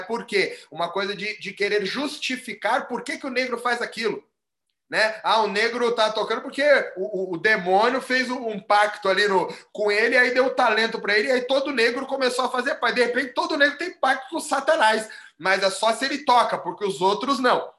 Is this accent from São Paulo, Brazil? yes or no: yes; São Paulo, Brazil; aqui em São Paulo